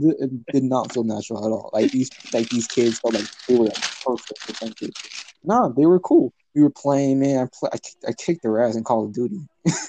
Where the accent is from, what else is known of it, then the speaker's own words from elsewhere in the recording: Los Angeles, California, United States; I came from Los Angeles.